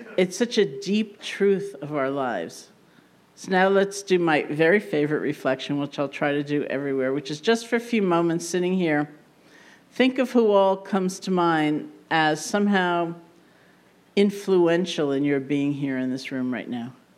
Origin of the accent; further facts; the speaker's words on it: New York, United States; being a New Yorker